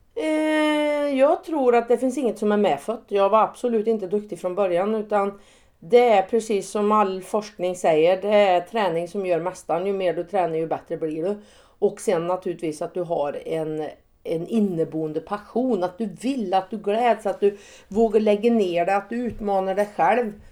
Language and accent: Swedish; Säffle, Värmland, Sweden; moved away; jag är född och uppvuxen på en bondgård på Värmlandsnäs